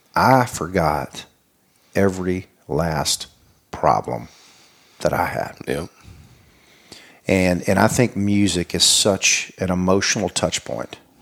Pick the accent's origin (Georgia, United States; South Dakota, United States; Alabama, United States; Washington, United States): Alabama, United States; Mobile; moved away; also born or lived in Hattiesburg; I am from Mobile. It's the birthplace of Mardi Gras.